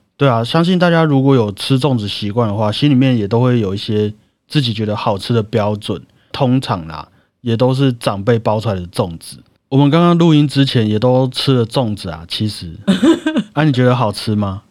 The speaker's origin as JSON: {"language": "Chinese", "country": "Taiwan", "said": "我们 台湾人"}